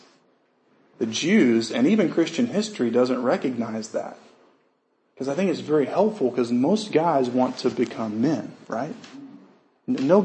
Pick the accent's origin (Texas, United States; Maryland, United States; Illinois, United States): Texas, United States; I was from Texas